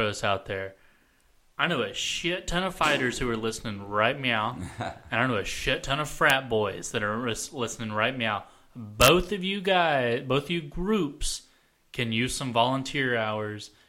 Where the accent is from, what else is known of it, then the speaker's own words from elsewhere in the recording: Memphis, Tennessee, United States; moved away as an adult; also born or lived in Cordova, Tennessee / Lakeland, Tennessee; One, I lived in actual Memphis for about 3 years of my life. The rest of the time I lived in Cordova or Lakeland.